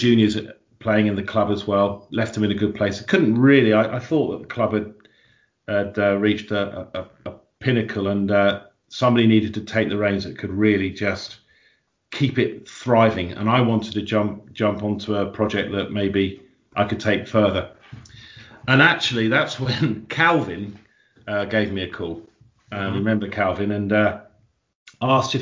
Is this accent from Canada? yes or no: no; Worthing, South East England, United Kingdom; I was born in Worthing and went to Whitemead and Downsbrook and St Andrews, Northbrook College